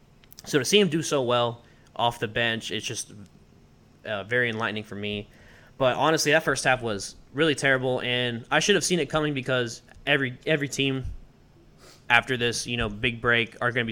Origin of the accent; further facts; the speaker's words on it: United States; I'm American.